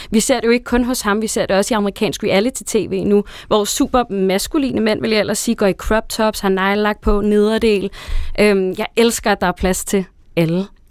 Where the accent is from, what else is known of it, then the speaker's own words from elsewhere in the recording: Næstved, Zealand, Denmark; hjemme i Næstved, hvor jeg er fra